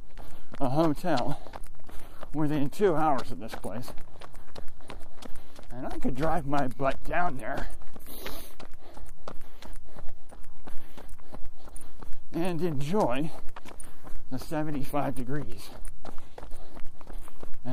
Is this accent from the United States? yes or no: yes; United States; I'm an American